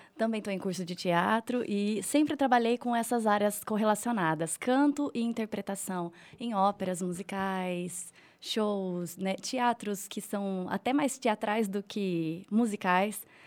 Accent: Telêmaco Borba, Paraná, Brazil; now in Rolândia, Brazil; Eu nasci aqui, mas é, eu fui criada em Telemaco Borba, fui muito cedo para lá

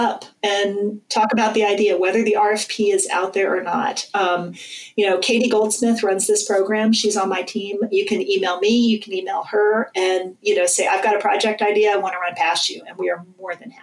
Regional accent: Calvert County, Southern Maryland, United States; moved away; I grew up in Southern Maryland, in Culver County.

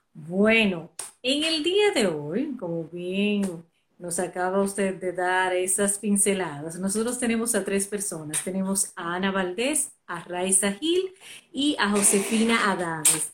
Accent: Dominican Republic; nosotros como dominicanos

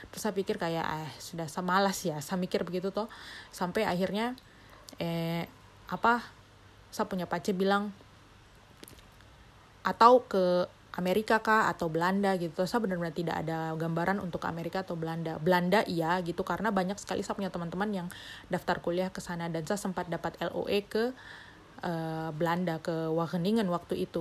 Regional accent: Papua, Indonesia; karena saya mikir ah saya dari Papua jadi saya ada privilege untuk diterima begitu.

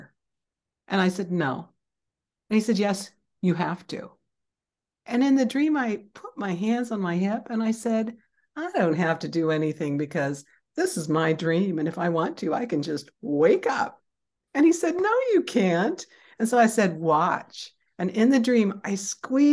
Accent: Seattle, Washington, United States; I grew up in Seattle, Washington

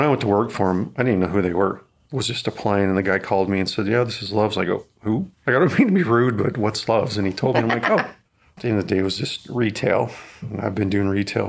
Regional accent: North Idaho, United States; moved away; I grew up in North Idaho.

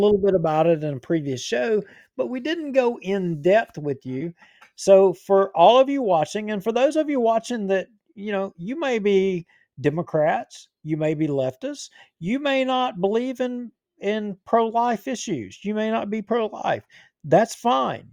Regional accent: Bossier City, Louisiana, United States; I was born in Bossier City. I've lived here all my parish. If, I mean, I've lived here my whole life.

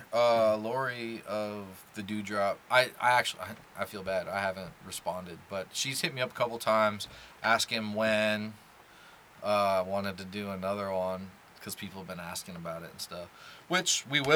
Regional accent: Omaha, Nebraska, United States; moved away; growing up in Omaha, Nebraska

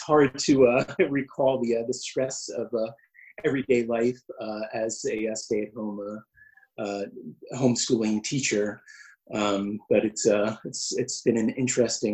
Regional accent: United States; moved away as an adult; now in Basel, Switzerland; I'm an American expat here in Basel for 6.5 years

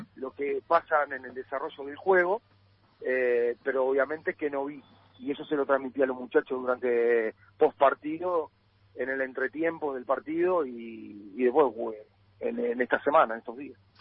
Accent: Uruguay; now in Argentina; somos los uruguayos

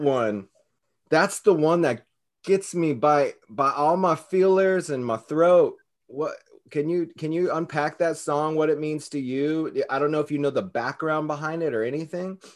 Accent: California, United States; now in Hawaii, United States; I'm from California. I live in Hawaii

